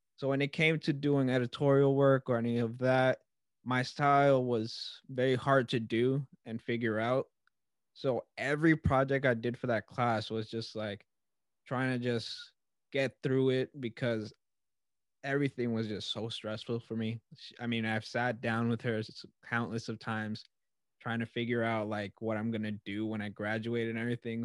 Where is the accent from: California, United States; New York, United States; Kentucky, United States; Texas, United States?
New York, United States; Long Island; I'm a kid from Long Island